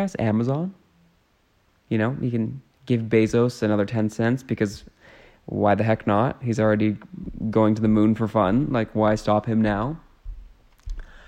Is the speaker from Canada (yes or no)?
yes; Canada; as a Canadian